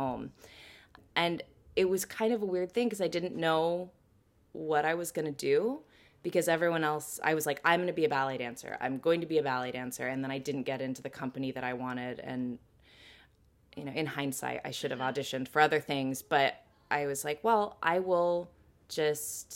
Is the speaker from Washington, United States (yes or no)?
yes; Washington, United States; moved away as an adult; also born or lived in London, United Kingdom; now in New York City, United States; I'm originally from Washington State, so the Pacific Northwest, which right now I miss desperately